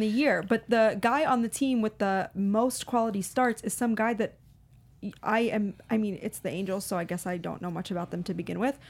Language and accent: English; Baltimore, Maryland, United States; growing up in Baltimore, I didn't get to watch a ton of Mets games